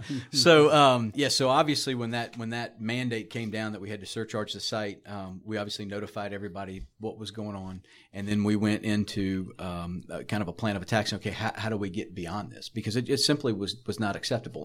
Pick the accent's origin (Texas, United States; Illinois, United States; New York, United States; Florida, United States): Florida, United States; South; growing up in South Florida